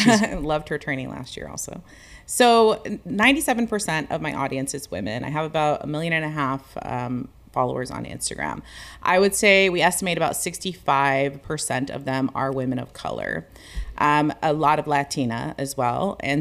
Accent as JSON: {"language": "English", "country": "United States", "said": "I'm actually American, but my mom is."}